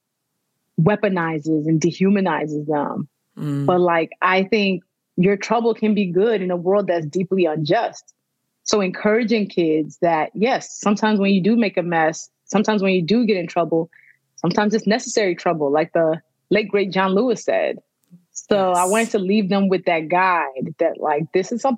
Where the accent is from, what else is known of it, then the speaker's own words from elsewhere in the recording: Nigeria; I'm Nigerian, born and raised